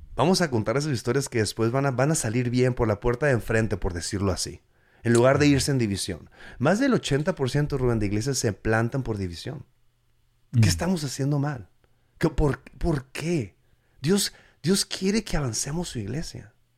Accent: Mexico; now in United States; yo soy mexicano, mexican 100%, ¿me entiendes? O sea, yo, soy, yo crecí allá

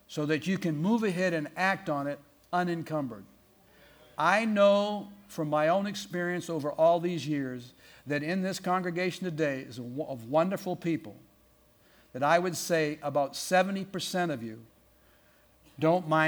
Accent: Portland, Maine, United States; moved away; I grew up in Maine, in Portland, Maine

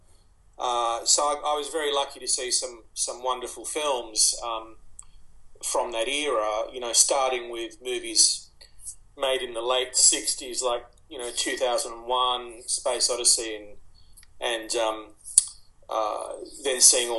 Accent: Sydney, New South Wales, Australia; also born or lived in Egypt; We came here when I was three, and I was born in Egypt, as my parents were, and we moved into a housing commission flat in Waterloo in Sydney

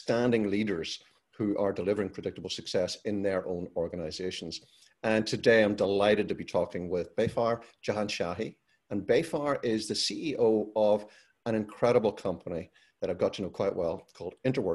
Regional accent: Northern Ireland, United Kingdom; moved away as an adult; also born or lived in London; I grew up in Northern Ireland, and during the 30 years that I was there

